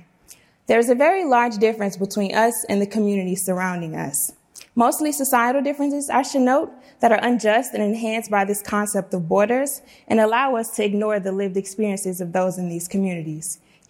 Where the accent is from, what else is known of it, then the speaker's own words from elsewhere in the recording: Louisiana, United States; now in San Diego, United States; Growing up in Cancer Alley and figuring out my purpose in the world, I knew I wanted to make a difference. So I packed my bags and came to UCSD